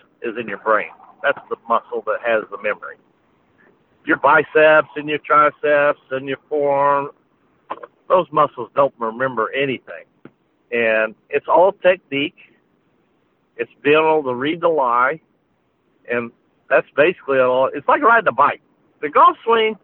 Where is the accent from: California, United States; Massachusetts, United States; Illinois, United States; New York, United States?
Illinois, United States; moved away as an adult; I'm living back where I grew up in Illinois